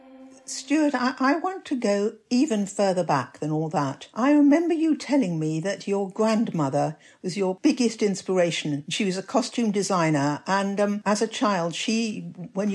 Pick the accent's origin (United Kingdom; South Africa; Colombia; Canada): United Kingdom; England; Perhaps being English